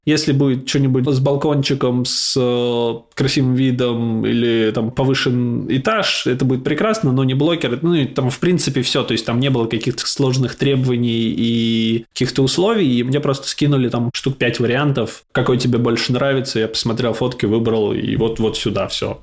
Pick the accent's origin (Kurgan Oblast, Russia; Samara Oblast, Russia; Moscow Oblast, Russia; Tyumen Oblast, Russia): Samara Oblast, Russia; Samara; moved away as an adult; also born or lived in Moscow, Russia; now in London, United Kingdom; изначально я из Самары родом, там прожил большую часть жизни